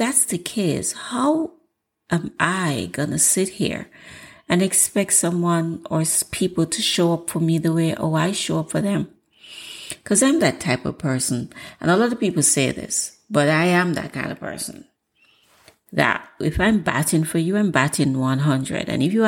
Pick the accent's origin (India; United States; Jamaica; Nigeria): Jamaica; I'm Jamaican, and Jamaicans have a way.